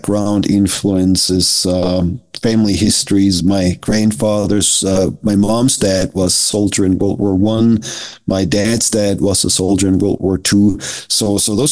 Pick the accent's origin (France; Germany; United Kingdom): Germany; Southern Germany; now in United States; I was raised in Germany, but the odd thing about it is I grew up as a Methodist